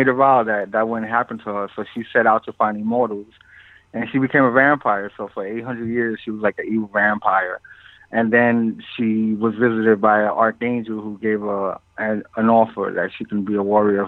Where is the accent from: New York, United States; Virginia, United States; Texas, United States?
New York, United States; also born or lived in Puerto Rico; I was born in Puerto Rico, and then we moved to New York when I was 2 years old